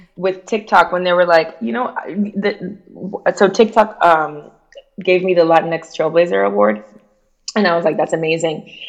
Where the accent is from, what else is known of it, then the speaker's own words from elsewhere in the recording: Miami, Florida, United States; accent: Miami; moved away; also born or lived in Cuba / New York; I had a Miami accent